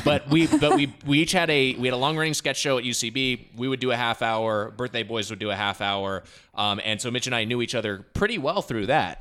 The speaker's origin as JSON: {"language": "English", "region": "Southern California", "country": "United States", "tie": "born or raised there", "said": "I grew up in Southern California. I never left"}